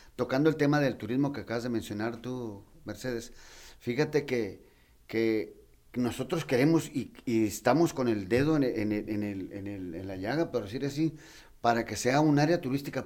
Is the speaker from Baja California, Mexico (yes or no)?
yes; Tijuana, Baja California, Mexico; Yo soy nacido aquí en Tijuana, nací 66 años ya, bendito Dios. este, y yo he visto la transformación de todo Tijuana